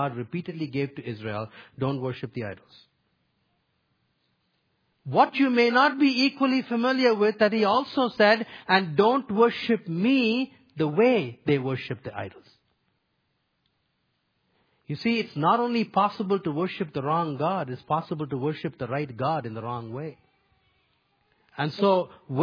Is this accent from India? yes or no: yes; India; moved away; Where I grew up in India